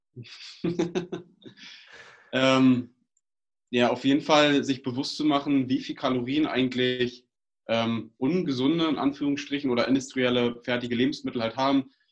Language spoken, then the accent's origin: German; Uckermark, Brandenburg, Germany; Wir kommen aus Brandenburg, aus der Uckermark